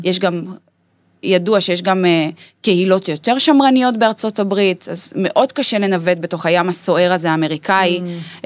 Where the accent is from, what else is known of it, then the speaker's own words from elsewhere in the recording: Dimona, Southern District, Israel; שגדלתי בפריפריה, בדימונה